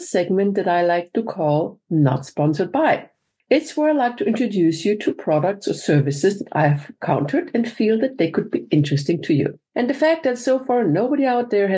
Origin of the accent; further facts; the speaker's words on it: Vienna, Austria; I'm from Vienna